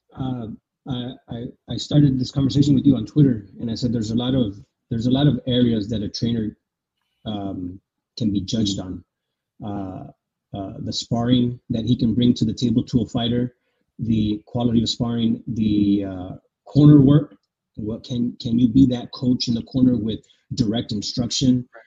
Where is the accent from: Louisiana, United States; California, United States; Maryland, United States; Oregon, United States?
California, United States; San Diego; I'm from San Diego